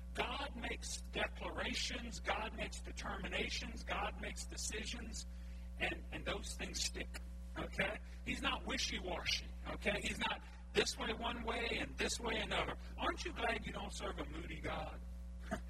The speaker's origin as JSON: {"language": "English", "area": "Cajun", "region": "Louisiana", "country": "United States", "said": "I'm Cajun"}